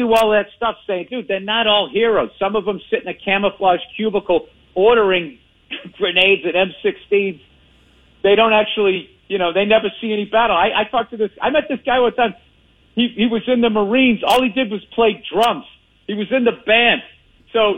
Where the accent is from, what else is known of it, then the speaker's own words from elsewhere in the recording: Boston, Massachusetts, United States; accent: Boston; I saw myself in a cowboy shirt with a Boston accent